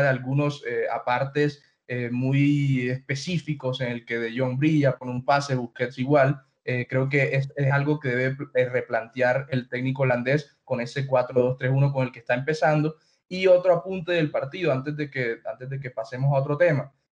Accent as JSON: {"language": "Spanish", "country": "Colombia", "said": "soy colombiano y siempre trato de resaltar a los míos"}